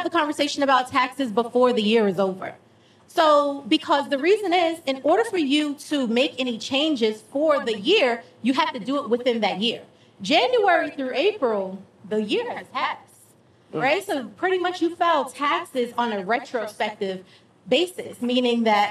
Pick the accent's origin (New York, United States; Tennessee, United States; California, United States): New York, United States; now in Georgia, United States; Like Matt and I, we're from New York